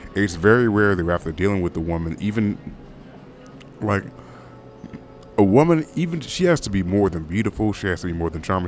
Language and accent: English; United States; also born or lived in California; I'm American